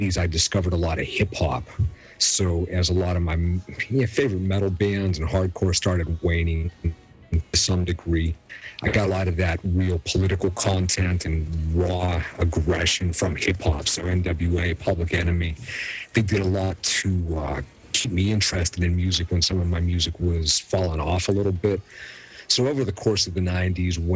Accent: Pittsburgh, Pennsylvania, United States; I grew up in Pittsburgh

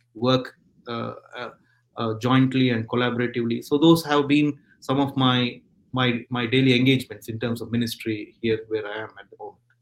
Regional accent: India; now in Stockport, United Kingdom; I come from India

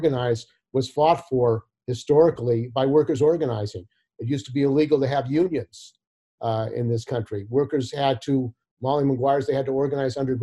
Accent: San Francisco, California, United States; also born or lived in San Jose; I grew up in the Bay Area in San Jose and San Francisco. I was born in San Francisco

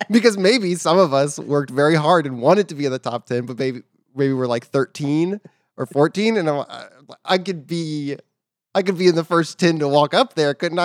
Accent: Katy, Texas, United States; I'm from Katy, Texas

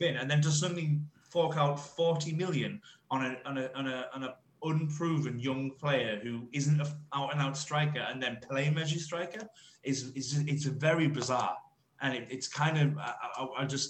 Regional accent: Durham, North East England, United Kingdom; I'm from Durham, so like, when I went from in Durham, you were kind of like you grew up being a Newcastle fan

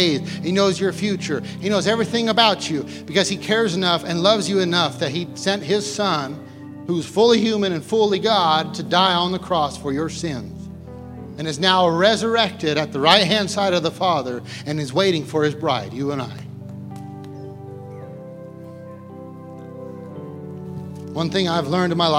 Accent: United States; as the American church, we become so used to, you know, grace and mercy because we live in such a free country

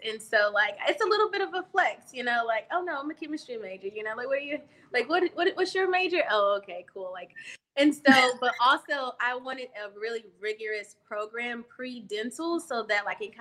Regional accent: Saginaw, Michigan, United States; now in Mississippi, United States; I am originally from Saginaw, Michigan. I grew up with both my mom and my dad

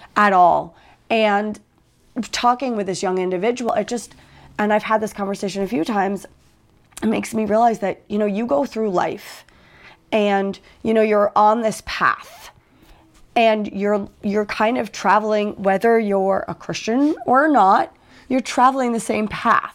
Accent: United States; I'm from the States

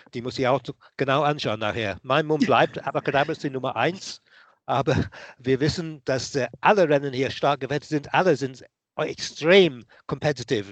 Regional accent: Nottingham, East Midlands, United Kingdom; now in Munich, Germany; geboren bin ich nicht in Cheltenham, in Nottingham

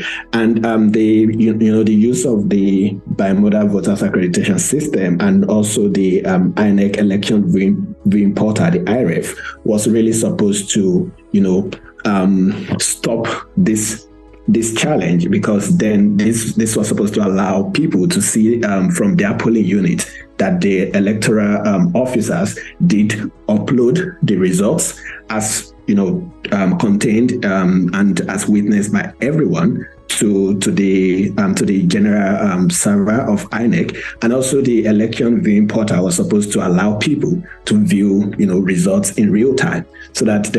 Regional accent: Nigeria; As a Nigerian, first of all, I think it's a bit disappointing

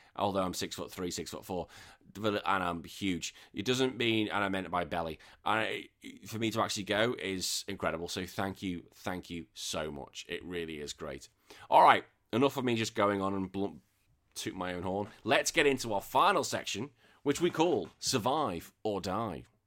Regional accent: England, United Kingdom; now in Australia; I'm still England. I'm in England till I die.

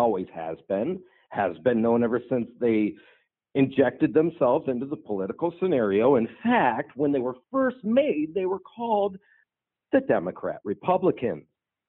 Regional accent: Dayton, Ohio, United States; Yeah, I'm from Dayton, Ohio.

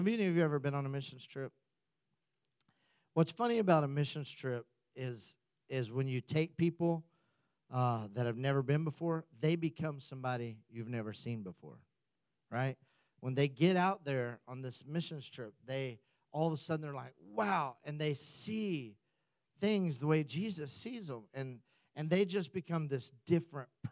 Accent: United States; we come back as Americans

